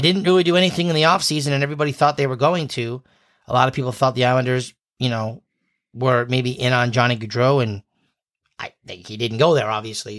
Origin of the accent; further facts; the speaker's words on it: New England, United States; We're from New England